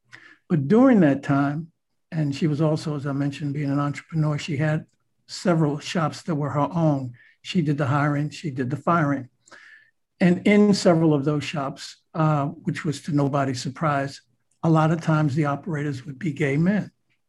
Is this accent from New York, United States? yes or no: yes; New York City, New York, United States; We are both from Harlem.